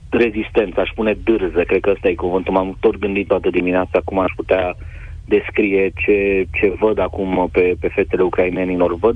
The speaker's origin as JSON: {"language": "Romanian", "country": "Romania", "said": "te opresc ca jurnalist, întreabă de unde ești, din România."}